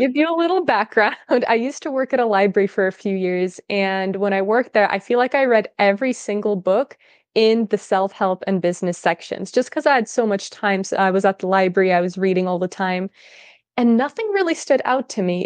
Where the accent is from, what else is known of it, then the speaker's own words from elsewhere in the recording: California, United States; first language Russian; English is a second language; moved away as an adult; also born or lived in Russia / Netherlands; I'm originally from Russia. I was raised in California. I moved to the U S when I was really little for my dad's job